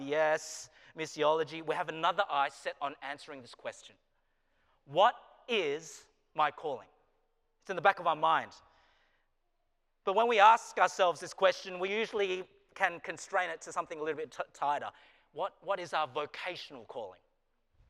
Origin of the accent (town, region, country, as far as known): Australia; moved away as an adult; now in Wilmore, United States